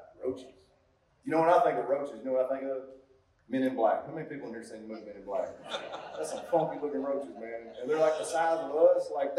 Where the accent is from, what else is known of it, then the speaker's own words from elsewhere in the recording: United States; I'm from Cass County